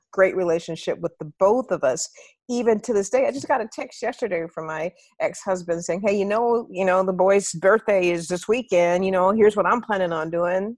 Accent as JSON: {"language": "English", "town": "Minneapolis", "region": "Minnesota", "country": "United States", "tie": "born or raised there", "moved": "as an adult", "said": "get back to Minneapolis and be an anchor in my hometown"}